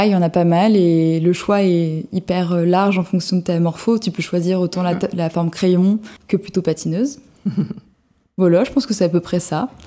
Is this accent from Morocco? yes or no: no; southern France, France; Mais je vous rappelle encore une fois que je viens euh, du sud de la France